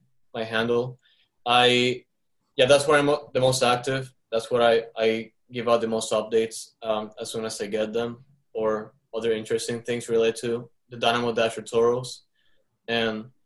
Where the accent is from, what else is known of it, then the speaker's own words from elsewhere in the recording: Caracas, Capital District, Venezuela; now in Houston, United States; when I grew up in Caracas